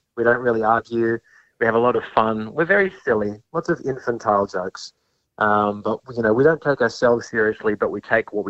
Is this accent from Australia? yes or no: yes; Perth, Western Australia, Australia; I'm from Perth, born and raised